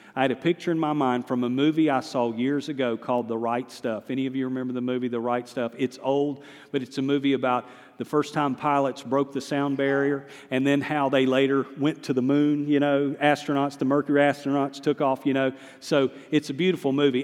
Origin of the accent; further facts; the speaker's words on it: the Piedmont, North Carolina, United States; moved away as an adult; also born or lived in Lenoir, North Carolina; now in Hendersonville, United States; I'm a Piedmont, center of the state boy by nature. I'm a mountaineer now, but I'm a Western North Carolina guy now. But I was raised in the Piedmont